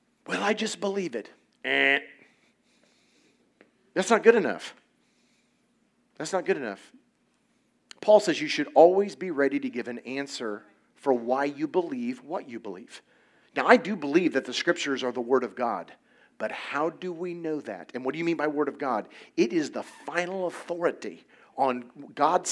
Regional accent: Indiana, United States; I grew up in Indiana, it's a very, very conservative

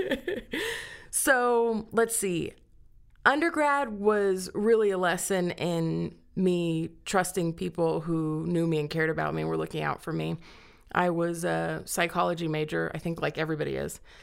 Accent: Cañon City, Colorado, United States; also born or lived in Miami, Florida; I grew up in Canyon City, graduated from Canyon City High School.

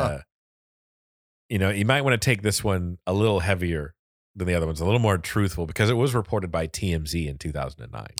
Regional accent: Florida, United States; accent: Florida accent; born and raised in Florida

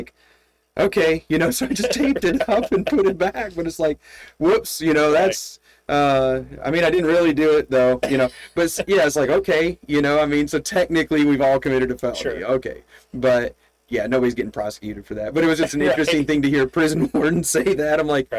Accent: Michigan, United States; But when I grew up in Michigan, I had, it was a winter time, and my income came from plowing snow, driveways and parking lots.

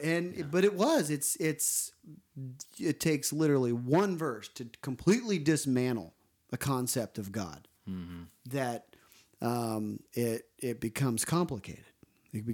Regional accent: Columbus, Ohio, United States; the church I grew up in Columbus, Ohio

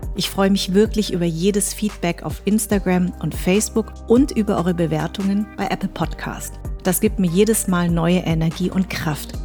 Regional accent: Darmstadt, Hesse, Germany; accent: Hessisch; ich bin in Darmstadt groß geworden, ich hatte ein weißes Umfeld, ich habe Deutsch gesprochen, ich habe Hessisch gesprochen sogar

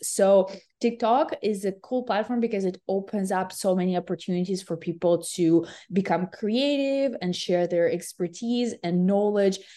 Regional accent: Ukraine; now in West Coast, United States; I'm originally from Ukraine

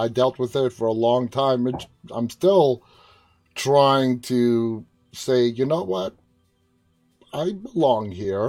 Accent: New York City, New York, United States; I'm from New York City.

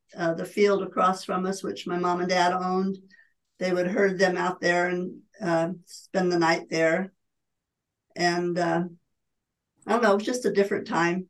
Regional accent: Elverta, California, United States; And I was born and raised in Alberta on Alberta Road, not on the road, but in a house along the road.

